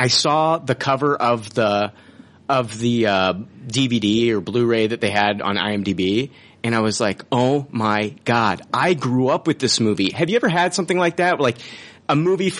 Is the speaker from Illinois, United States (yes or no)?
yes; Peoria, Illinois, United States; I was born in Peoria